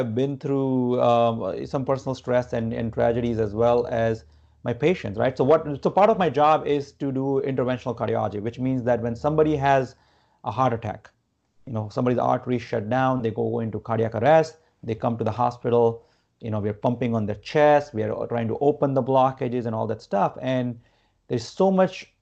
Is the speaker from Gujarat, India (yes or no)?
yes; Gujarat, India; moved away as an adult; now in United States; I grew up in India.